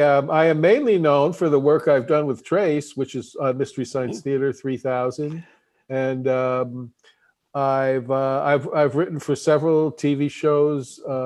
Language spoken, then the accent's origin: English; New York, United States; also born or lived in Minneapolis / Los Angeles; I'm from New York. I grew up, I live in the Manhattan neighborhood that I grew up in on the Upper East Side.